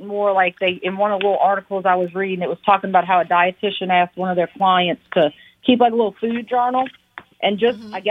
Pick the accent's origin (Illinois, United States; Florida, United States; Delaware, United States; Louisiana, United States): Louisiana, United States; New Orleans; When people ask me where I'm from, I say I'm from New Orleans.